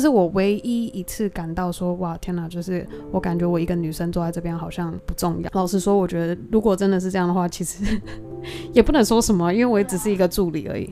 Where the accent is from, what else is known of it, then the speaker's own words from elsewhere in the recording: Taiwan; moved away; also born or lived in United States; 我过往在台湾长大